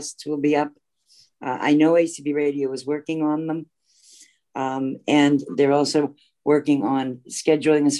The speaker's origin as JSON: {"language": "English", "region": "Massachusetts", "country": "United States", "moved": "yes", "said": "I'm also from Massachusetts originally"}